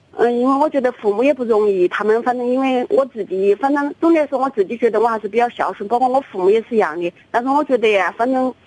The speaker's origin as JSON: {"language": "Chinese", "region": "Chongqing", "country": "China", "accent": "Chongqing dialect", "said": "我就说重庆话"}